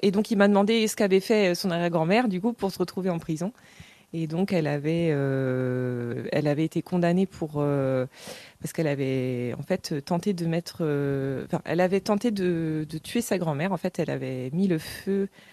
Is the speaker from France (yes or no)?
yes; Cléguérec, Brittany, France; j'ai grandi à Cléguérec